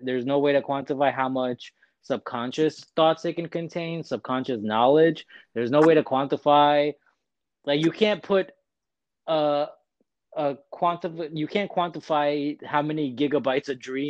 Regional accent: India; this is something that I take immense pride in knowing as an Indian, that these ideas originated in at the earliest point within our civilization.

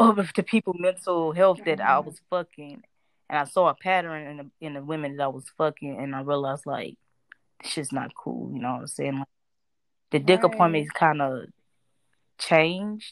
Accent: Florida, United States; I'm from Florida

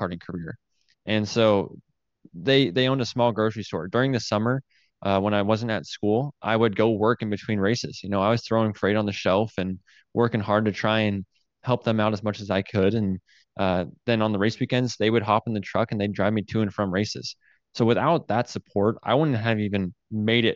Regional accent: Payette, Idaho, United States; it's as close as we're going to get to Payette, Idaho

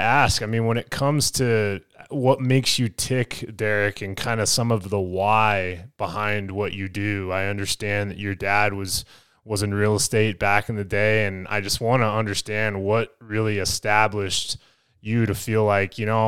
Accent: Parker, Colorado, United States; I grew up in Parker

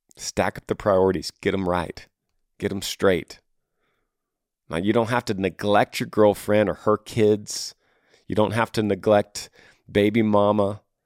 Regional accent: Texas, United States; my home state of Texas

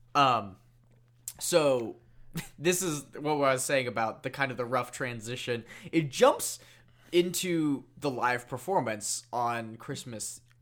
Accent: Ireland; I say that as an Irish person

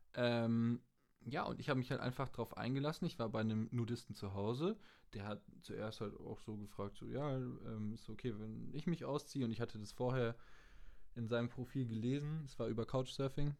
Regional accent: Germany; als Deutscher in einem anderen Land

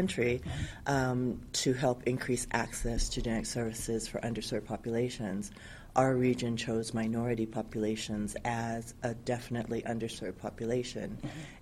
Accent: Vancouver, British Columbia, Canada; moved away as an adult; also born or lived in New York, United States; now in Hawaii, United States; I grew up in Vancouver, Canada

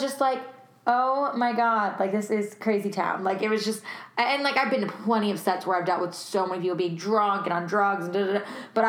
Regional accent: New York, United States; moved away; I'm originally from New York, like Amanda

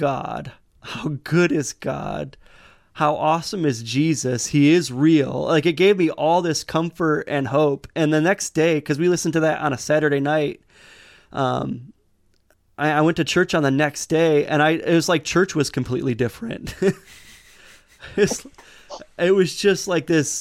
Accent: Michigan, United States; we're from Michigan

